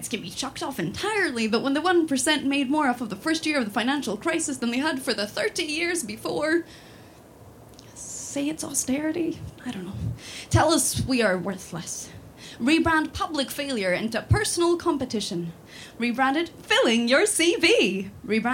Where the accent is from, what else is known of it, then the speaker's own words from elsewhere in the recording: Sweden; moved away as an adult; now in Scotland, United Kingdom; I'm from Sweden. I grew up in Sweden